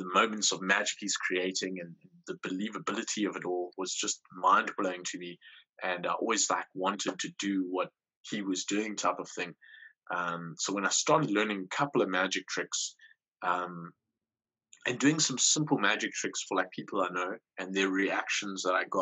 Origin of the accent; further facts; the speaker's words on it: Port Elizabeth, Eastern Cape, South Africa; I'm from South Africa. I'm from a place in South Africa called Port Elizabeth. It's like a big town, small city type of situation.